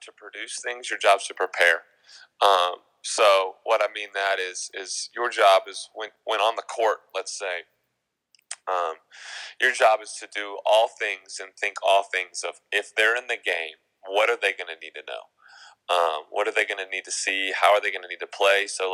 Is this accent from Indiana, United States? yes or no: no; Mountain Brook, Alabama, United States; growing up in Mountain Brook, which is predominantly Bama culture